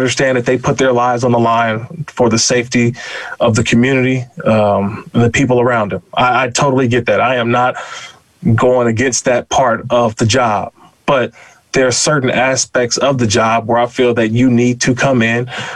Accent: Oakland, California, United States; I grew up in Oakland, California

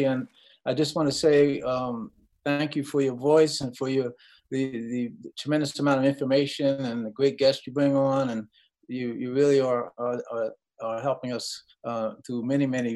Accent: New York City, New York, United States; also born or lived in Queens, New York / Ohio; I'm a New York kid. You know, I grew up in Brooklyn, and then our family moved out to Queens

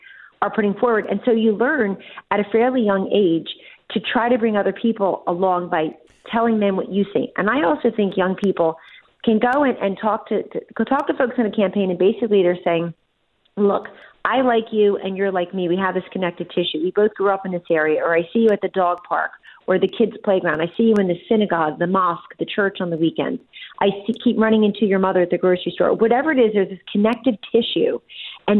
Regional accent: Atco, New Jersey, United States; moved away; if I ever tell people I'm from Atco, they immediately mention the dragway. As far as I know, it's still there. And Atco, as you know, South Jersey, wonderful place to grow up

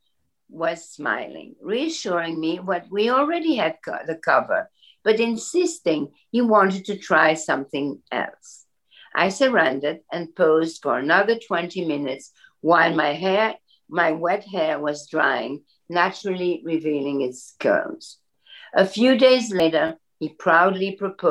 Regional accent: Belgium; moved away; I grew up in Belgium where everybody has blonde hair with bangs

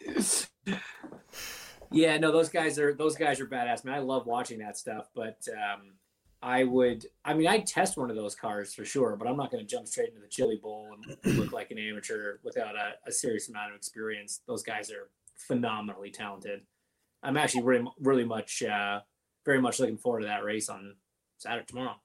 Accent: Canada; I grew up in Canada.

